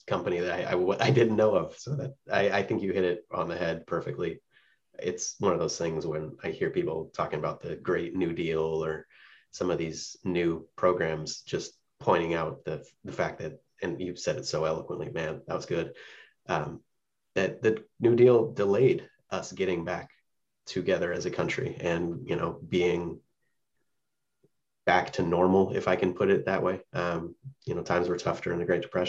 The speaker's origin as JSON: {"language": "English", "region": "West Coast", "country": "United States", "tie": "born or raised there", "said": "For me, growing up on the West Coast"}